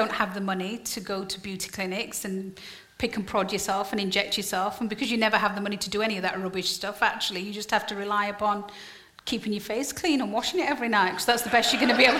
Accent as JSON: {"language": "English", "region": "Yorkshire and the Humber", "country": "United Kingdom", "said": "I'm from Yorkshire."}